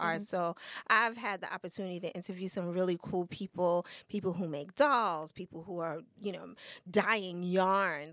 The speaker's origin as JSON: {"language": "English", "country": "United States", "said": "we're American."}